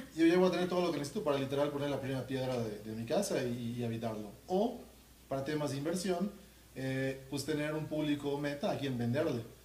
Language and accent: Spanish; Mérida, Yucatán, Mexico; yo soy de Mérida